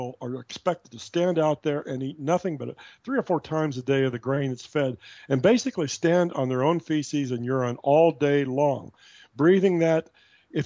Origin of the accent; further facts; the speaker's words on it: Midwest, United States; I'm from the Midwest. I actually worked on farms when I was a kid, too